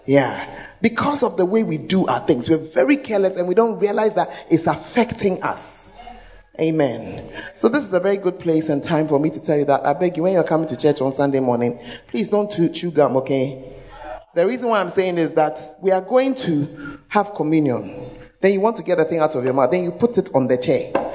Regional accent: Accra, Greater Accra, Ghana; moved away; I'm from Accra, but I left it about 30 years ago

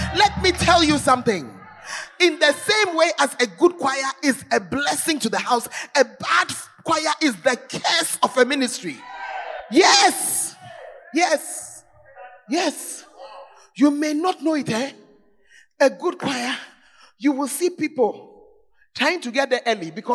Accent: Accra, Greater Accra, Ghana; I'm from Accra

